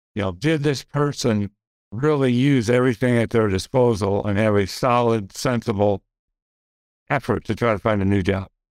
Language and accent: English; Grand Rapids, Michigan, United States; I grew up in Grand Rapids